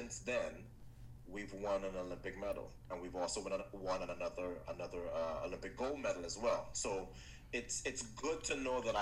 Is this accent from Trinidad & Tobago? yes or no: yes; Trinidad & Tobago; my home country of Trinidad